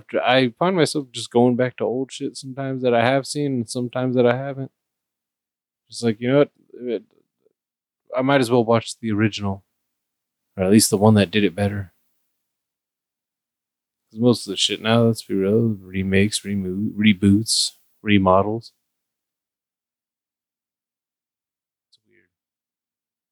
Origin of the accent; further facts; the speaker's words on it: United States; I'm American